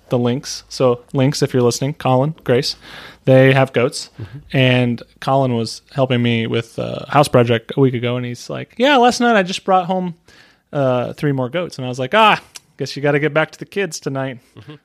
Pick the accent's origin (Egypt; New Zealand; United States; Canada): United States; I'm an American